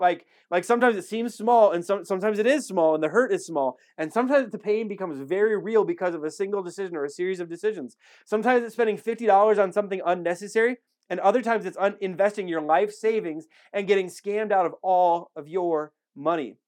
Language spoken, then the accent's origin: English; Wisconsin, United States; now in Alamogordo, United States; I'm from Wisconsin